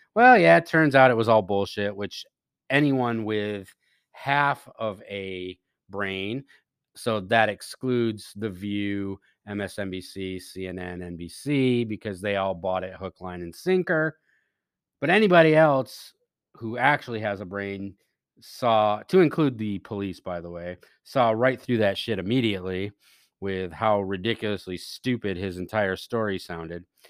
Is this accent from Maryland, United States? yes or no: yes; Maryland, United States; my home state of Maryland